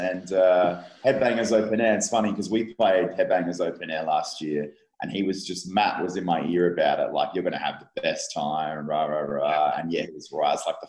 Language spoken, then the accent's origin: English; Adelaide, South Australia, Australia; Like, I'm from Adelaide, which is like a small version of Melbourne, a little brother to Melbourne.